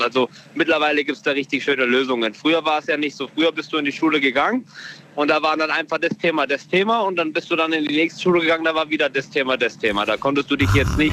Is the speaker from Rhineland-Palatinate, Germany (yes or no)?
yes; Bad Kreuznach, Rhineland-Palatinate, Germany; Ich komme aus Bad Kreuznach